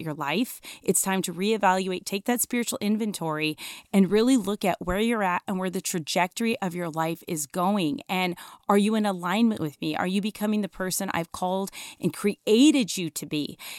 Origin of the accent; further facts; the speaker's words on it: Denver, Colorado, United States; I grew up in Denver, Colorado